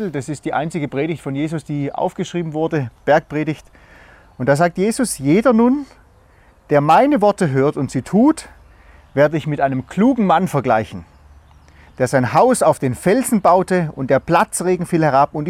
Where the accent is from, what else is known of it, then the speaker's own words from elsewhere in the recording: Germany; Und wir als Deutsche, wir sagen natürlich, hey, wie kann man nur so bescheuert sein?